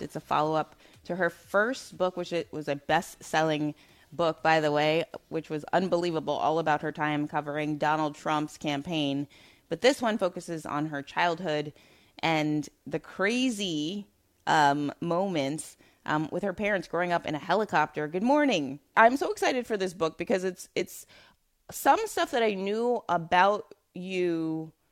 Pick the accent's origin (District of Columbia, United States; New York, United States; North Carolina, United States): New York, United States; New York City; I'm from Brooklyn.